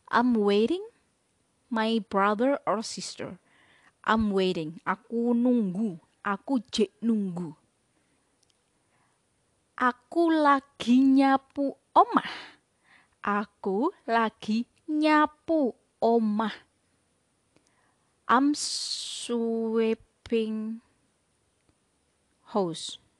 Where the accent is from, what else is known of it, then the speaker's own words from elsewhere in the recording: Blitar, East Java, Indonesia; Saya berasal dari Blitar. Jadi bahasa de, bahasa Jawa daerah Blitar lebih mengarah ke bahasa Jawa dialek Solo Yogyakarta.